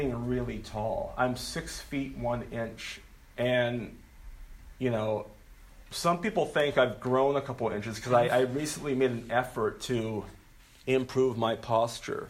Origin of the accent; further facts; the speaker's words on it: Okinawa, Japan; moved away; I'm from Okinawa, Japan. That's where I was born.